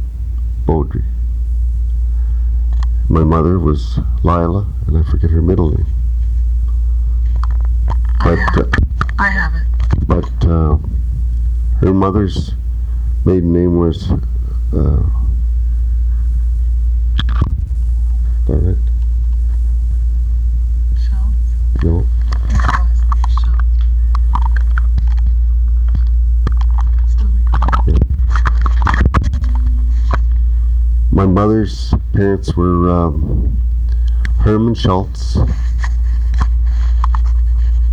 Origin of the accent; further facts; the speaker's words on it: Cache Bay, Ontario, Canada; also born or lived in North Bay; I was born in Cache Bay, brought into the world with Mrs. Stewart as a midwife